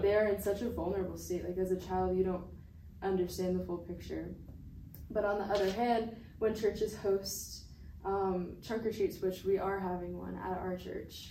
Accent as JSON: {"language": "English", "region": "Connecticut", "country": "United States", "tie": "born or raised there", "moved": "yes", "said": "I grew up in Connecticut"}